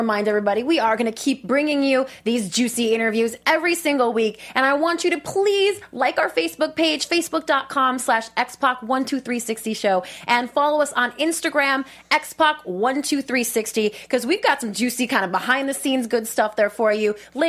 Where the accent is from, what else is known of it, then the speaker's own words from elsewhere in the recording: Minnesota, United States; I grew up in Minnesota